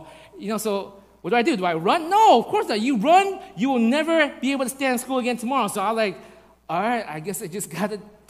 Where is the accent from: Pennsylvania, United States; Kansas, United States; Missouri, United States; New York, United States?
New York, United States; I grew up in New York